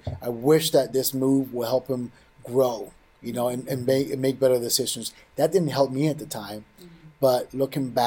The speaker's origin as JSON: {"language": "English", "town": "New York City", "region": "New York", "country": "United States", "tie": "born or raised there", "said": "I grew up in New York City, in the Bronx"}